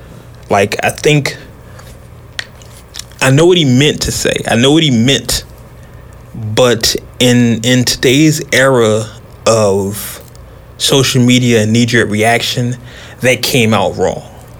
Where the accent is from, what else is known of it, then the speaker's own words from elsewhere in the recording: Oakland, California, United States; I'm from Oakland